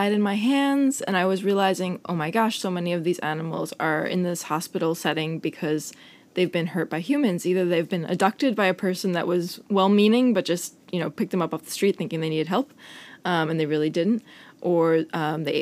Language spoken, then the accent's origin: English; Long Island, New York, United States; moved away as an adult; now in Copenhagen, Denmark; I went to Stony Brook, and I grew up on Long Island